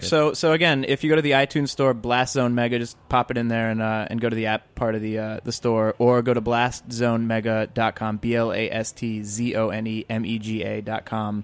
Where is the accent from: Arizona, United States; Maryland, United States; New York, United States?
New York, United States; I grew up in New York.